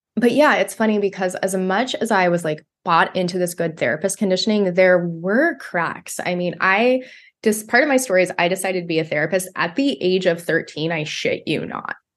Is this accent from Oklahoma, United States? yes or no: no; Bakersfield, California, United States; my hometown of Bakersfield